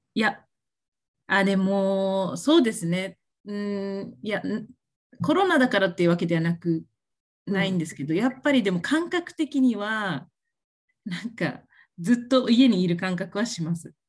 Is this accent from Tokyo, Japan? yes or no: no; Okinawa, Japan; moved away as an adult; now in United States; 私、沖縄の出身なんですけども、えー、と、約3年前に、あの、沖縄からアメリカに初めて、あの、海外にあの移住してきました